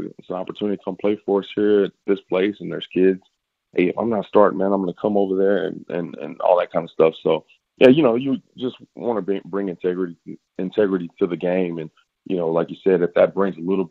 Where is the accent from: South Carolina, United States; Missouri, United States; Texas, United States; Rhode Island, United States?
Texas, United States; Fort Worth; I'm originally from Fort Worth.